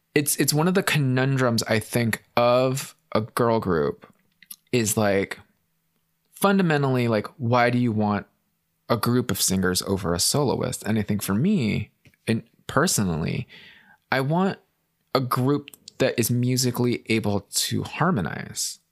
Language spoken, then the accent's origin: English; United States; as an American